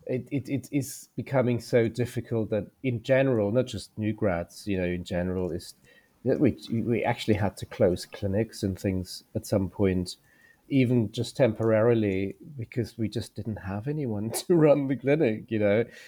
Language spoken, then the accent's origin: English; Germany; moved away as an adult; now in United Kingdom; I'm from Germany, I did the doctorate as well. So, I was a doctor before I came to the U K.